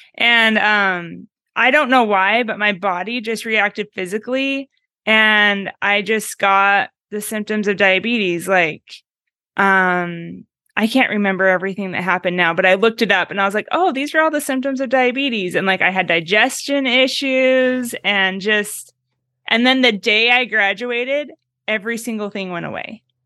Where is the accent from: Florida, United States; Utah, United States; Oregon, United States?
Oregon, United States; now in Meridian, United States; I'm from Oregon, but I live five, I grew up five miles from the Idaho border